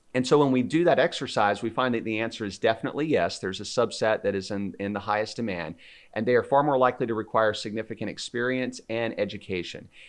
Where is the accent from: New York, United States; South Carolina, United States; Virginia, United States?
South Carolina, United States; I'm originally from South Carolina